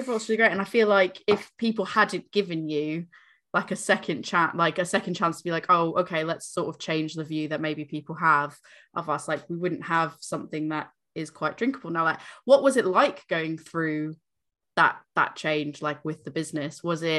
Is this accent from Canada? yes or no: no; South East England, United Kingdom; I'm from Berkshire. We've got like a few breweries in that area